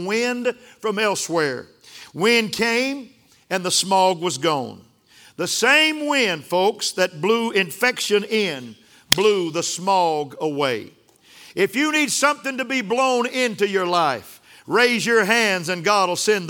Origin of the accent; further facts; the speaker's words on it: Sundown, Texas, United States; I was raised in West Texas. We had some sandstorms in West Texas.